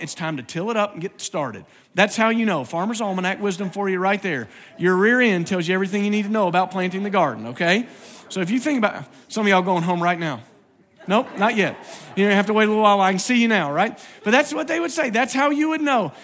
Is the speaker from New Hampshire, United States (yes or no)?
no; Virginia, United States; moved away; I grew up in Virginia and my dad grew up there